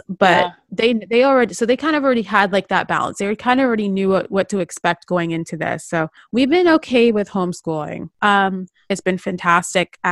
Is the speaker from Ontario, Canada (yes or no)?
yes; Toronto, Ontario, Canada; now in Vancouver, Canada; When we first moved here from Ontario and from Toronto, you know, growing up, you know, we're used to snow